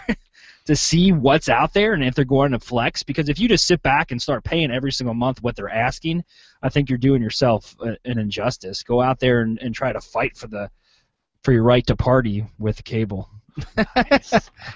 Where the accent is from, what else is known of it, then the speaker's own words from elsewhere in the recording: Pennsylvania, United States; now in Clinton, Iowa, United States; I'm from Pennsylvania and I'm here now in Clinton, Iowa